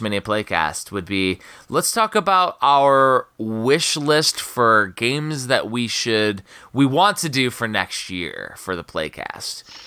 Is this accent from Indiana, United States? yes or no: yes; Chicagoland, Northwest Indiana, United States; moved away; also born or lived in Maryland; I grew up in Chicagoland, Northwest Indiana.